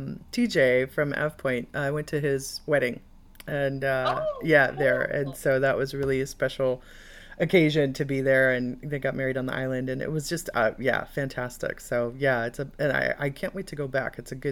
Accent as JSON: {"language": "English", "town": "Chicago", "region": "Illinois", "country": "United States", "moved": "yes", "said": "I'm from Chicago, Midwest originally."}